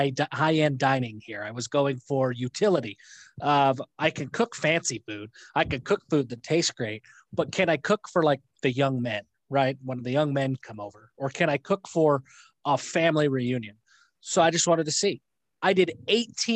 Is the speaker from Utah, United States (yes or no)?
yes; Lewiston, Utah, United States; also born or lived in Logan, Utah; I was born in Logan, Utah. My first, and then I moved to Lewiston, Utah, where my grandparents still live, where my parents are both from